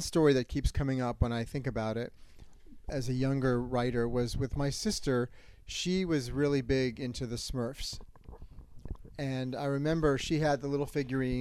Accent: Long Island, New York, United States; moved away as an adult; also born or lived in Boston, Massachusetts; now in Florida, United States; I was born in Boston. Both of my parents are from Massachusetts. Parents got divorced and eventually ended up in Long Island, where I went to I pretty much was there until I went to college.

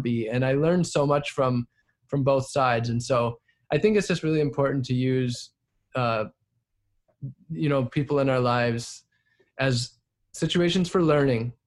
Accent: Wisconsin, United States; moved away as an adult; also born or lived in Southern California; I grew up in Wisconsin

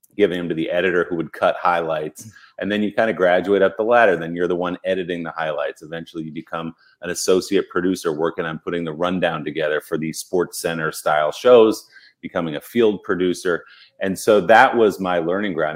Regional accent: New Jersey, United States; growing up in New Jersey

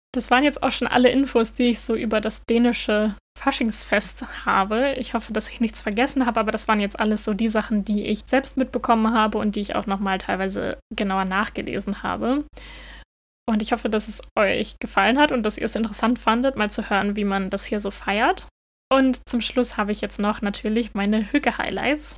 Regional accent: Northern Germany, Germany; moved away as an adult; now in Denmark; Ich bin ja in Norddeutschland aufgewachsen

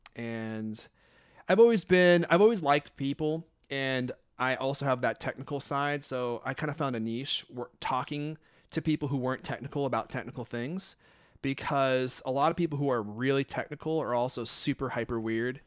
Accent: Redmond, Washington, United States; also born or lived in Hollywood, California; I moved here when I was nine or eight or nine. I moved to Redmond, Washington

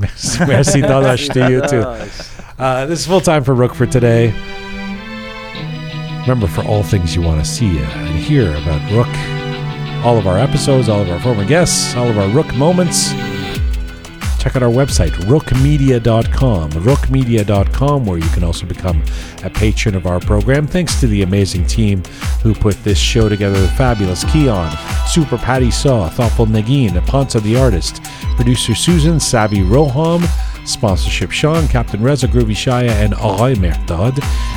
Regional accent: Masjid-e-Suleiman, Khuzestan, Iran; I mentioned that I was from Masjid-e-Suleiman, Khuzestan, the first city in the Middle East where oil was discovered.

